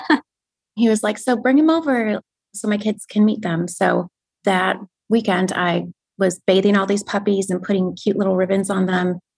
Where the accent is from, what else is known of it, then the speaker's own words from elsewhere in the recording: Wisconsin, United States; moved away; I'm originally from Wisconsin.